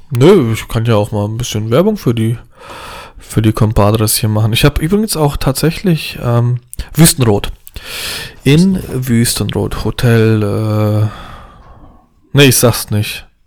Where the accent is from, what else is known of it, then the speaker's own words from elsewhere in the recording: Poland; Pole mit zwei linken Händen. Also auch Polen sind ja grundsätzlich handwerklich begabt.